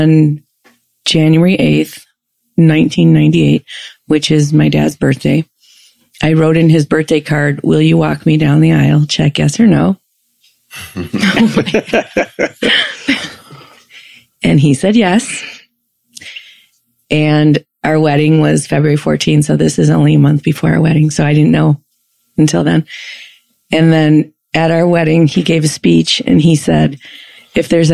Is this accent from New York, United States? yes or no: no; Chicago, Illinois, United States; born or raised there